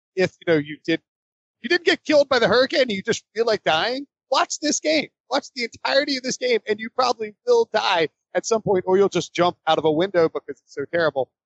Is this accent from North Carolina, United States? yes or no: yes; High Point, North Carolina, United States; I grew up in High Point, North Carolina, and we had hurricanes